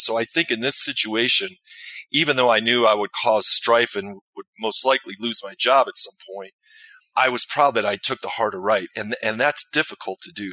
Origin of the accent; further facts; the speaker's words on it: Chicago, Illinois, United States; I grew up in the Chicagoland area